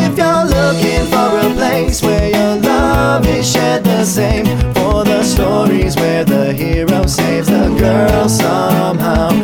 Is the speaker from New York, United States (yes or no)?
yes; Syracuse, New York, United States; moved away as an adult; I'm from New York, from Syracuse, New York, and I came out here in 2000